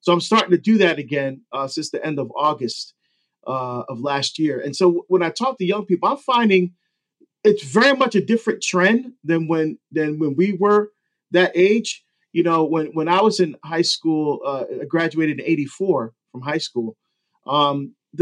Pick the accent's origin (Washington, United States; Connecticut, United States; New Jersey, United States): New Jersey, United States; Hillside; also born or lived in Barbados; I grew up in Hillside, New Jersey, which is right next to Newark